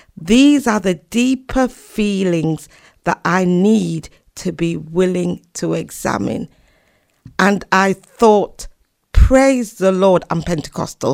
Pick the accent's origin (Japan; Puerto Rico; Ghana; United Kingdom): United Kingdom; Leeds, Yorkshire and the Humber; moved away as an adult; also born or lived in Doncaster / Oxford / London / America; I was born actually in Doncaster, South Yorkshire, but we moved to Leeds when I was seven.